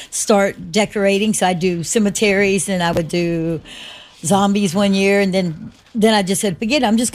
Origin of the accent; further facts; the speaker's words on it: Georgia, United States; moved away; growing up in Georgia, I didn't do this because we lived in the city limits